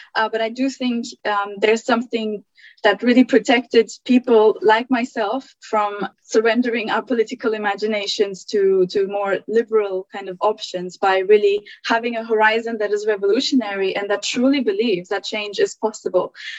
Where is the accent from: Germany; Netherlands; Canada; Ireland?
Germany; also born or lived in Turkey; now in United Kingdom; I was born in Turkey, but I, I grew up in Germany